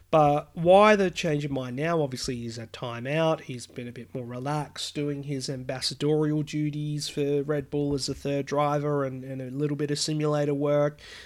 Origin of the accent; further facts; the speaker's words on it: Australia; I'm Australian